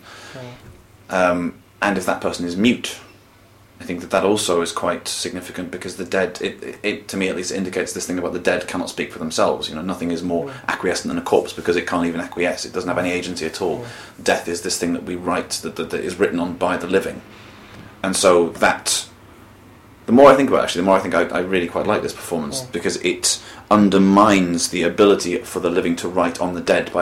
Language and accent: English; United Kingdom; I shall claim myself as a Brit at the moment, for as long as Britain still, you know, exists